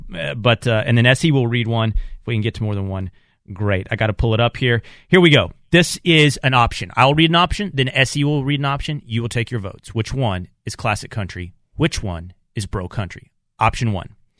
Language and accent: English; Texas, United States; the music of my childhood growing up in Texas